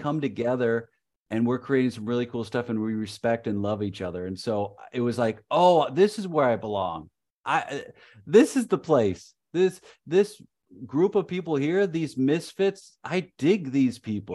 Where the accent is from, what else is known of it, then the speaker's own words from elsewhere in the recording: Chicago, Illinois, United States; I'm from Chicago